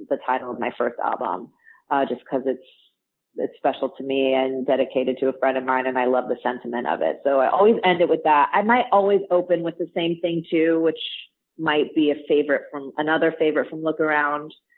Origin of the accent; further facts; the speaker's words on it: Orange County, California, United States; I grew up in Orange County, so, you know, Disney has been in my blood for my entire life